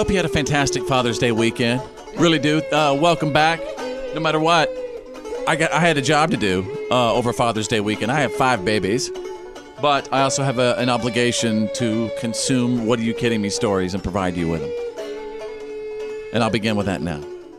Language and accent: English; Bowie, Texas, United States; I grew up in Bowie, Texas